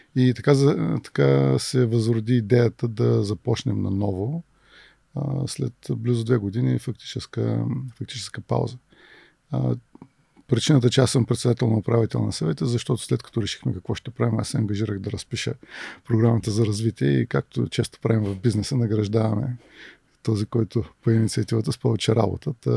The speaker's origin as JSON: {"language": "Bulgarian", "town": "Varna", "region": "Varna Province", "country": "Bulgaria", "tie": "born or raised there", "also_born_or_lived": "Toledo, Ohio", "said": "От град Варна съм, роден съм тук и средното ми образование е от математическа гимназия в Варна"}